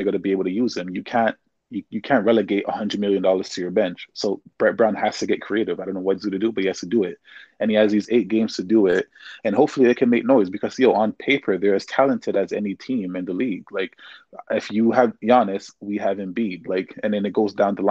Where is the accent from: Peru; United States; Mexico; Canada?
Canada; Toronto, Ontario; we're from Toronto